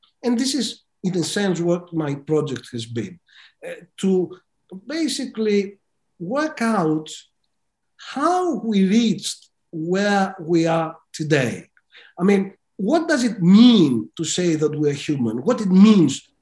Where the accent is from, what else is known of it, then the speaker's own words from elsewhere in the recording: Greece; moved away as an adult; I was a student of law during the brutal dictatorship in my home country of Greece